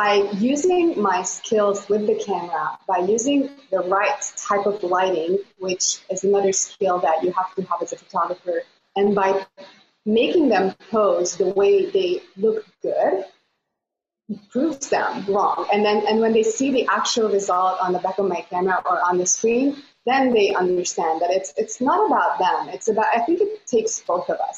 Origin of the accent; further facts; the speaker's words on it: Budapest, Hungary; now in Costa Mesa, United States; I am from Budapest, Hungary, but live in Costa Mesa, California